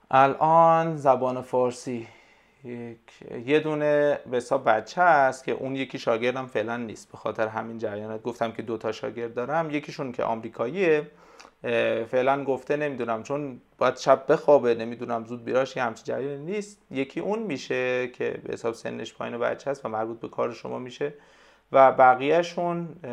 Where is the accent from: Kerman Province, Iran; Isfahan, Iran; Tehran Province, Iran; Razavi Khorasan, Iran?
Kerman Province, Iran; Kerman; first language Persian; کرمان ما